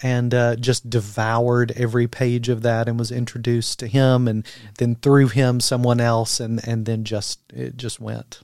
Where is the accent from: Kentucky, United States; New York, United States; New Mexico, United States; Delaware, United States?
Kentucky, United States; London; moved away; originally from Kentucky, as I told you today, quite interestingly enough, my hometown is London, Kentucky